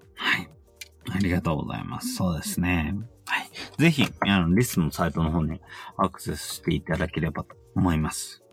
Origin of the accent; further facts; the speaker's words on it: Yokohama, Kanagawa, Japan; 自分は横浜